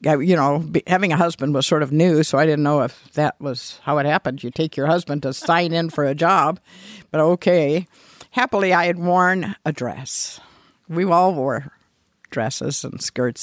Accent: Mishawaka, Indiana, United States; I grew up in Mishawaka

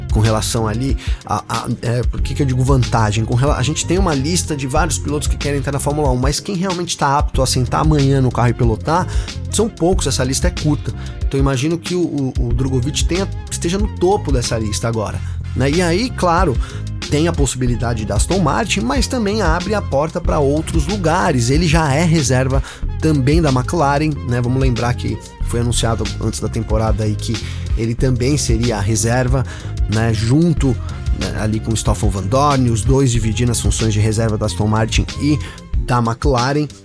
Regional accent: São Bernardo do Campo, São Paulo, Brazil; eu sou de São Bernardo

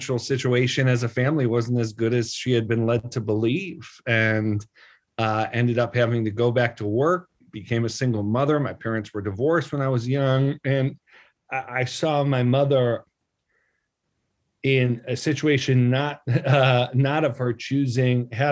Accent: Buffalo, New York, United States; I grew up in Buffalo

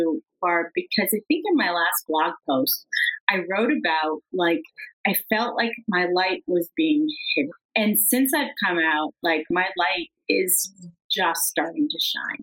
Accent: New England, United States; moved away; I was from New England, and I wanted to live somewhere warm.

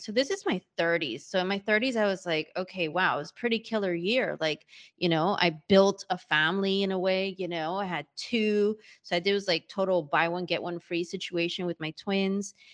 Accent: New York, United States; moved away; also born or lived in Hanover, New Hampshire / Sydney, Australia; being a born and bred New Yorker, and my parents as well, it's not like I'm from really anywhere else

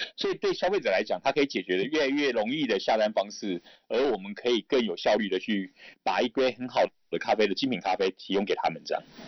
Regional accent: Kaohsiung, Taiwan; 我也是高雄人啊，所以其实高雄那边我也蛮熟悉的

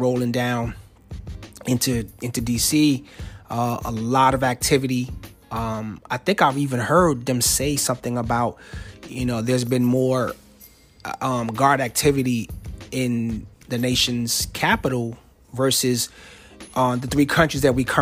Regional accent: New Jersey, United States; moved away as an adult; now in Alexandria, United States; I'm from Jersey, and DMV to us means Department of Motor Vehicles

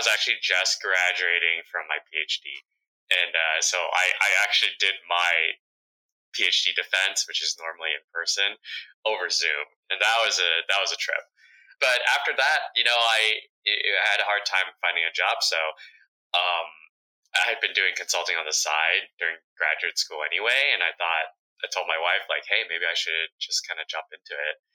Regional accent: United States; first language Vietnamese; English is a second language; I was born here in the United States, my English wasn't so, I'd struggle a little bit because my parents spoke Vietnamese to me growing up

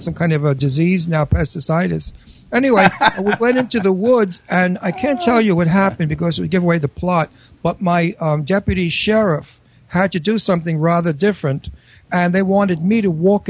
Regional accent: New York City, New York, United States; accent: Brooklyn; with my Brooklyn accent

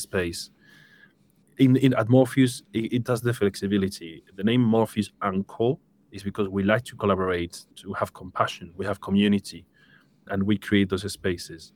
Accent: Seville, Andalusia, Spain; moved away as an adult; now in United Kingdom; I'm originally from Spain, from Seville, beautiful city.

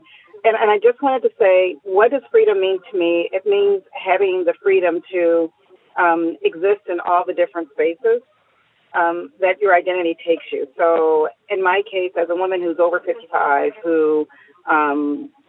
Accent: Chicago, Illinois, United States; moved away as an adult; I'm from the North. I'm from Chicago, and moving down to the South has been a little different.

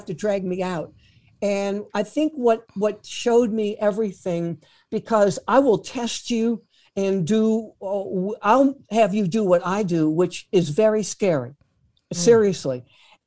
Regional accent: New Orleans, Louisiana, United States; New Orleans, my hometown.

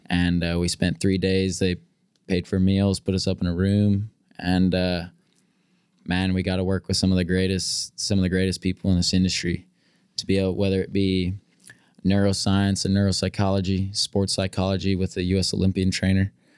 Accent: California, United States; moved away as an adult; growing up in California.

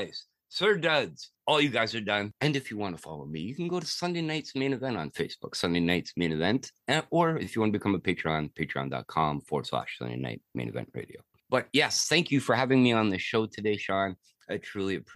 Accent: Toronto, Ontario, Canada; I am French. I am from Canada.

